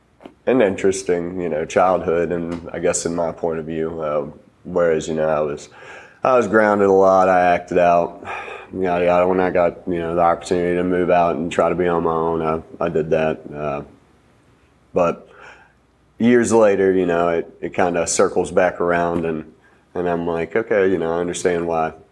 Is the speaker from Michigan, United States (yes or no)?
no; Franklin County, Virginia, United States; also born or lived in North Carolina; I was born in North Carolina, lived down there for about 9 years of my early life. Moved to Virginia after my dad got a job offer up here. My mom, my dad, my sister, and I moved up here. Franklin County, so about half an hour south of where we are now here in Roanoke.